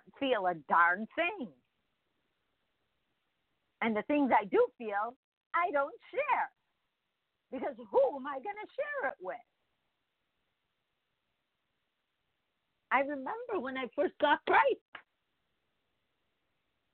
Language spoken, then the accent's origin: English; Midwest, United States; now in California, United States; we come from the Midwest